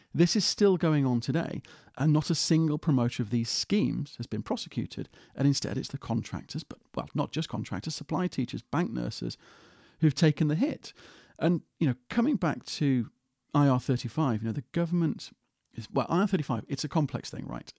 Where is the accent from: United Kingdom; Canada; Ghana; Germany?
United Kingdom; as a Brit